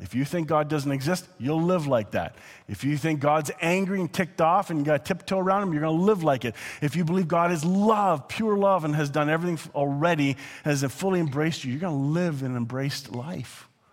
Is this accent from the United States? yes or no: no; Canada; I'm not just saying that as a Canadian